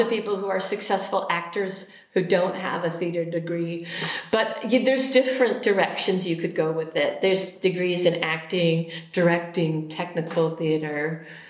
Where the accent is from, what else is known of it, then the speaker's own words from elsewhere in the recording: a suburb of Chicago, Illinois, United States; also born or lived in Richmond, Virginia; now in Minnesota, United States; I was born in Richmond, Virginia, mm-hmm. but then we moved almost immediately to a suburb of Chicago, Illinois, and I moved to Minnesota in 1992